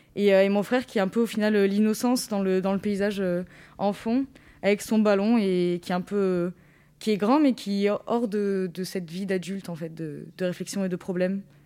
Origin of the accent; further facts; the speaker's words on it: Rognac, Provence-Alpes-Côte d'Azur, France; also born or lived in Marseille; quand je suis rentrée chez moi à Rognac